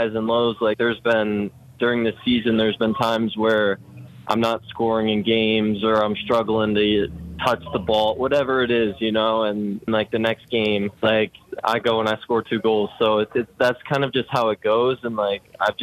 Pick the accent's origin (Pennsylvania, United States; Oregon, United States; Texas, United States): Pennsylvania, United States; Erie; moved away as an adult; also born or lived in Strongsville, Ohio; now in Akron, United States; we ended up moving to Erie, Pennsylvania when I was about 6 years old